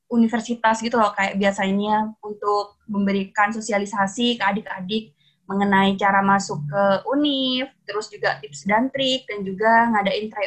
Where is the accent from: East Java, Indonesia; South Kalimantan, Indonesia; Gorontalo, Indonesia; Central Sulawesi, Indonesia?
East Java, Indonesia; Pamekasan; organisasi di Fordaku, namanya FKMP atau Forum Komunikasi Mahasiswa Pamekasan. Karena kebetulan kan aku asal dari Pamekasan.